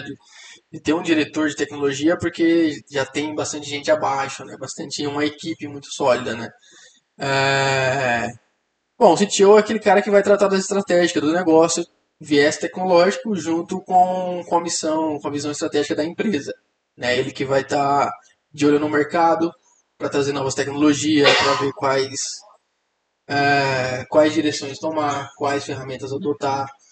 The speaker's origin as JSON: {"language": "Portuguese", "region": "interior of Mato Grosso", "country": "Brazil", "tie": "born or raised there", "moved": "yes", "said": "eu vim do interior do Mato Grosso, né, uma cidade muito pequena"}